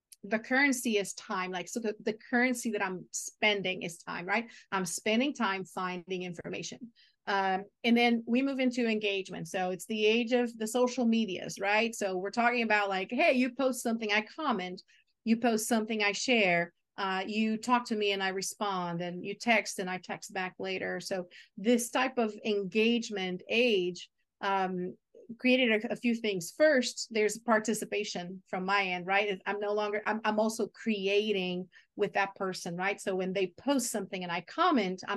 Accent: Portugal; English is a second language; moved away as an adult; also born or lived in Brazil / Chile / Argentina / Maryland, United States; now in United States; I was born in Brazil. And so the first decade of my life was in Brazil. The second decade was in Portugal. My mom is Portuguese, so I was raised there.

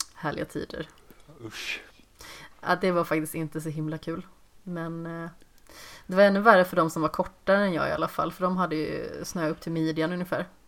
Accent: Västergötland, Västra Götaland, Sweden; accent: Västgöta dialect (not pronounced); jag har liksom inte så utpräglad västgötedialekt heller.

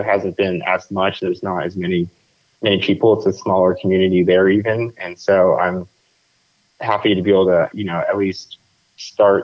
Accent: Plano, Texas, United States; moved away as an adult; also born or lived in Queens, New York / Pennsylvania; now in Albuquerque, United States; I moved shortly after to Dallas, Texas area, Plano, Texas, when I was about 2 years old

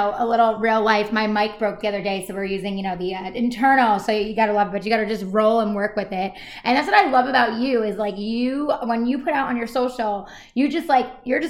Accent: New York, United States; accent: New York; There's my New York accent.

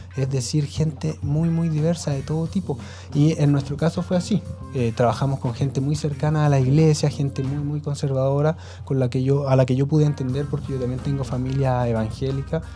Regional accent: Santiago, Santiago Metropolitan Region, Chile; moved away as an adult; also born or lived in Puente Alto / San Ramón; now in Las Cruces, Chile; yo eh, nací en Puente Alto, luego pasé mis primeros años en San Ramón y luego mi familia tuvo el subsidio habitacional en Pudahuel

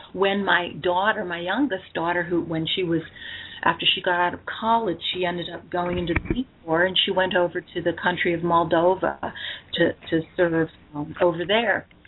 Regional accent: United States; also born or lived in Pennsylvania / North Carolina; now in St. George, United States; I'm originally from the East

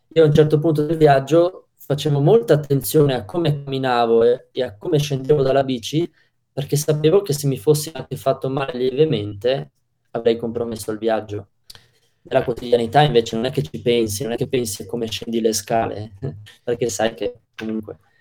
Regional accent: Trentino-Alto Adige, Italy; da Trentino al Adige, ero ad Agrigento

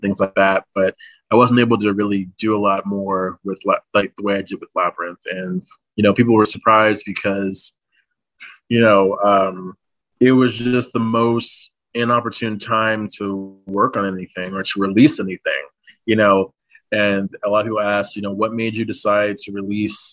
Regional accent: San Antonio, Texas, United States; my hometown of San Antonio

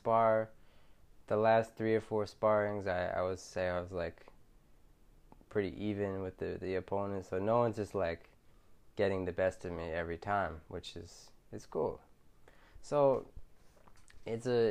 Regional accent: Philadelphia, Pennsylvania, United States; moved away as an adult; now in Thailand; I'm from Philadelphia, and it's a rough city in the US.

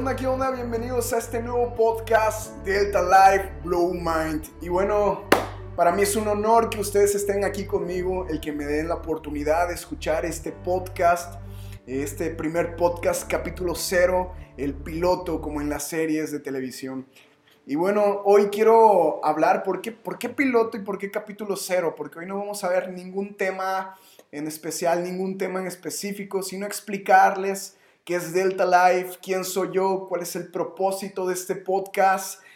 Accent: Yucatán, Mexico; yo soy yucateco

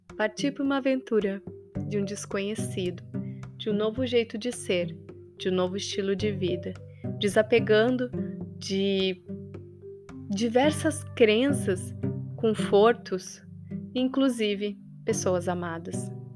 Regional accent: Maringá, Paraná, Brazil; interior do Paraná, uma cidade que eu amo e tenho orgulho de falar que eu nasci e cresci, em Maringá.

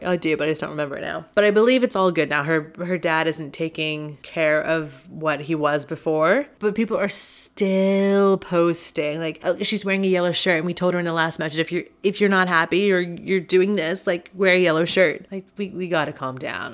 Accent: Texas, United States; I'm from Texas

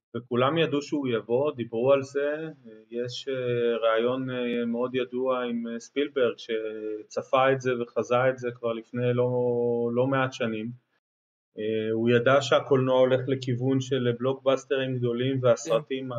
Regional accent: Israel; בילדות שלי ראיתי סרטים בעיקר בארץ. אני גדלתי באייטיז

